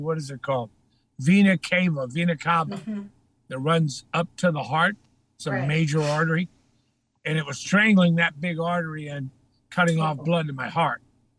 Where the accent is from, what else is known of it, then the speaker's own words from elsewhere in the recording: Texas, United States; Yeah. I grew up in Texas. In fact, I was just there last week.